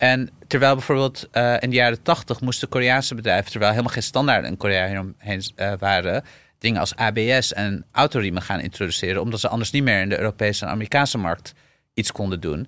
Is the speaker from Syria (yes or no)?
yes; Syria; now in Netherlands; ik ben geboren in Syrië